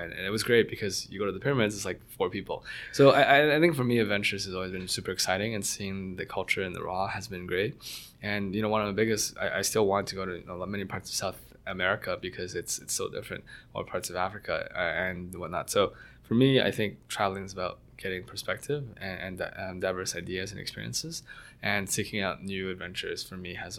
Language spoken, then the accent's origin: English; Mississauga, Ontario, Canada; But I grew up mostly in Mississauga, went to Waterloo for university.